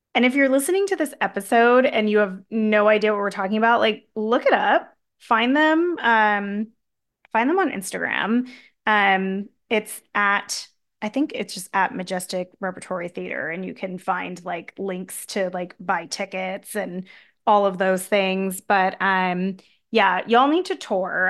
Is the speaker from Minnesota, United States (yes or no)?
no; San Diego, California, United States; I'm from San Diego